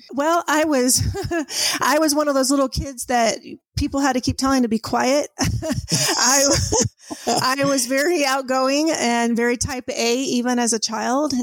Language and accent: English; San Diego, California, United States; moved away as an adult; also born or lived in Orange County, California; now in Plainview, United States; I grew up in Southern California. I was born in Orange Orange County, but then okay. uh, eventually, I think about age three, my parents moved to San Diego